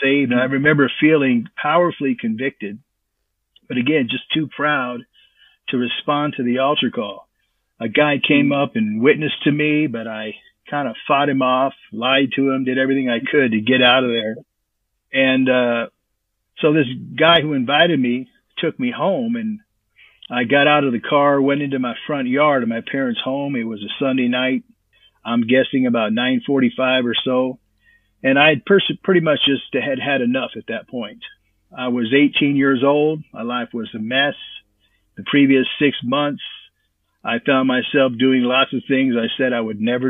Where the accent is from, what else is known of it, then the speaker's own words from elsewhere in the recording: Stockton, California, United States; first language English; moved away; I was born in Stockton, California